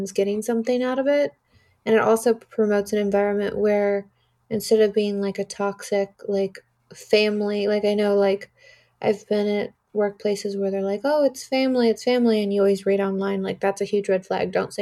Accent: Artesia, California, United States; growing up in Artesia and having nothing

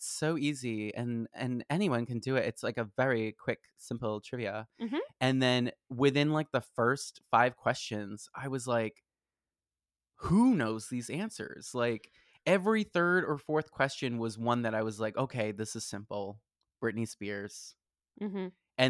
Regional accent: Boston, Massachusetts, United States; moved away; growing up in Boston, it was very much more wintry

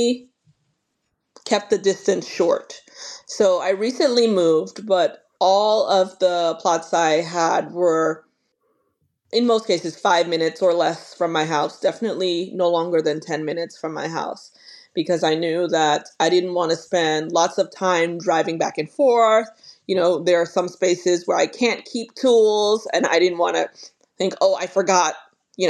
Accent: New York City, New York, United States; now in Norfolk, United States; growing up in New York across the street from the Brooklyn Botanic Garden

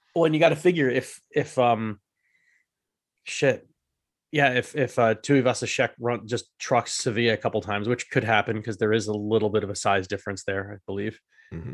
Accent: United States; we the Americans

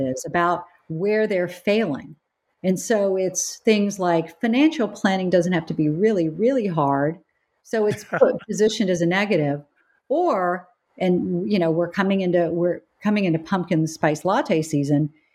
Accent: United States; moved away as an adult; also born or lived in North Carolina / South Carolina; growing up in South Carolina and North Carolina

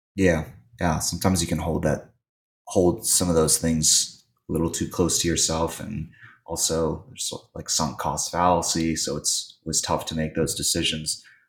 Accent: Virginia, United States; I'm from Virginia

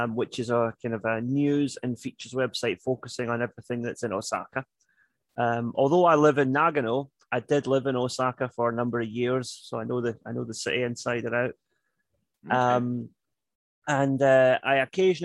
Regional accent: Glasgow, Scotland, United Kingdom; moved away as an adult; also born or lived in Hong Kong; now in Japan; I'm originally from Glasgow in Scotland, but as of yesterday, it's been 15 years since I first moved to Japan.

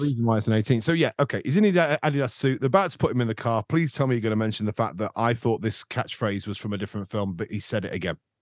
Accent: Skegness, East Midlands, United Kingdom; growing up in Skeg, um, the junior school I was

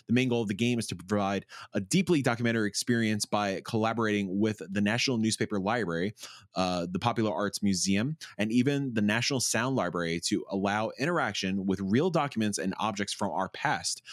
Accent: United States; I'm too American

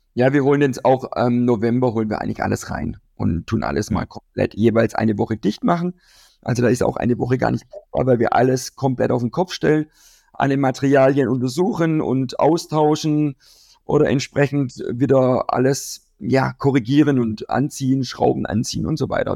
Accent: Kirchzarten, Baden-Württemberg, Germany; in meiner Heimatstadt, äh, werden wir in Kirchzarten

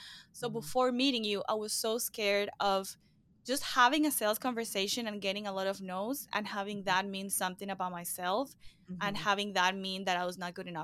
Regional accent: Venezuela; now in Miami, United States; I'm originally from Venezuela. I live in Miami, Florida.

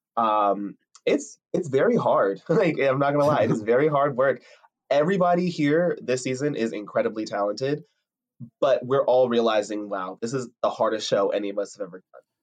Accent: Piscataway, New Jersey, United States; I'm from Piscataway, New Jersey.

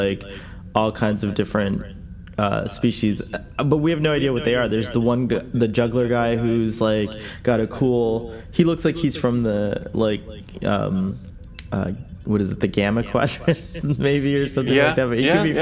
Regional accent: United States; here in America

